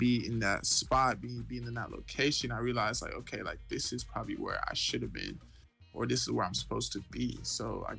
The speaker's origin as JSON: {"language": "English", "town": "Mansfield", "region": "Texas", "country": "United States", "tie": "born or raised there", "also_born_or_lived": "Irving, Texas / Houston, Texas", "moved": "as an adult", "said": "Growing up in Mansfield"}